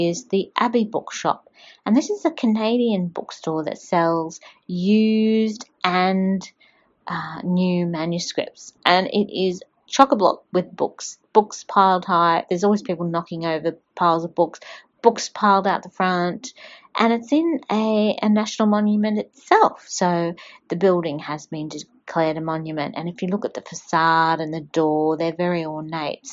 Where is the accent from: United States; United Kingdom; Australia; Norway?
Australia